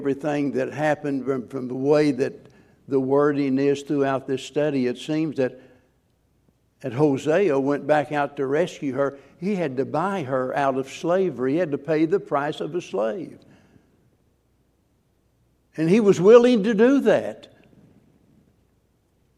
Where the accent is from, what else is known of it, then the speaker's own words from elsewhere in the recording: the Ozarks, United States; I grew up in the Ozarks where back when I was a boy